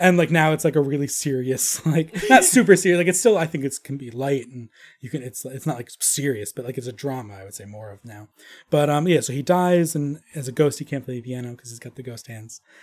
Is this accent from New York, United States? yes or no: yes; New York, United States; moved away as an adult; now in Arizona, United States; I'm from New York